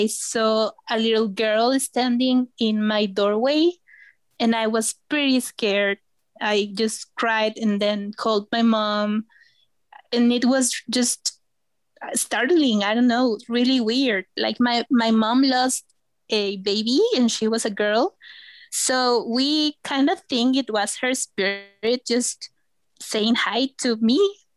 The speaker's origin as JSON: {"language": "English", "region": "Veracruz", "country": "Mexico", "tie": "born or raised there", "also_born_or_lived": "Xalapa, Mexico", "said": "I'm from Veracruz, the beautiful state of Veracruz, which is just next to the Gulf of Mexico."}